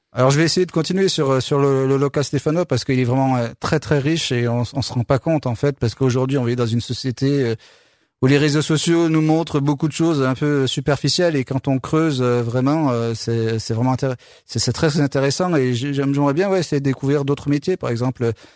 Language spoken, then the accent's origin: French; Le Chambon-Feugerolles, Auvergne-Rhône-Alpes, France; je suis originaire de, de Chambon-en-Faugerolles